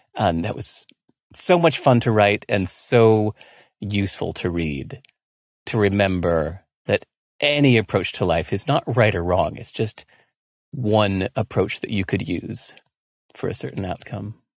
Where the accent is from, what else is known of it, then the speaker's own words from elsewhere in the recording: California, United States; moved away as an adult; also born or lived in Singapore; I grew up not just in America, but in California.